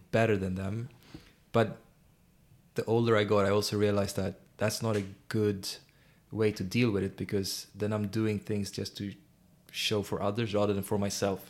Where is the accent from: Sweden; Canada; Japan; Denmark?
Sweden; I grew up in Sweden and experienced a lot of racism